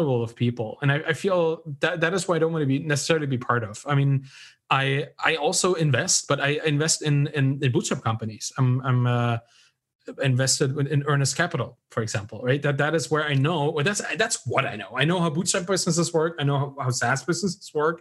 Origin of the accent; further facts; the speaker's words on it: Germany; I was raised in Germany, I was educated in Germany